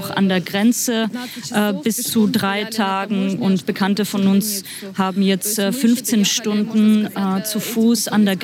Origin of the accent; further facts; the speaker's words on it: Sumy, Sumy Oblast, Ukraine; German is a second language; moved away; also born or lived in Kyiv; Also äh, ich komme ursprünglich aus Summe äh, und meine Familie ist in Summe und äh, ich habe in Kiew gewohnt